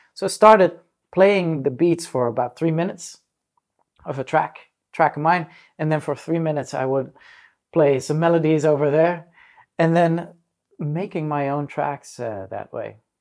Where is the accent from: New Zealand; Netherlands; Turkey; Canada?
Netherlands; also born or lived in Manila, Philippines / Africa; when I was four years old, we settled out in the Netherlands.